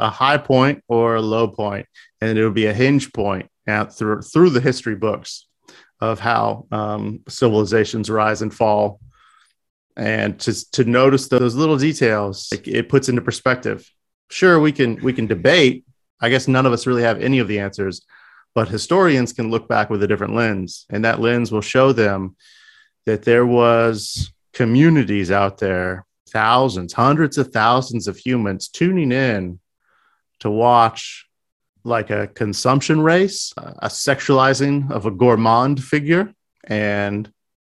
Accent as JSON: {"language": "English", "country": "United States", "said": "I'm an American too"}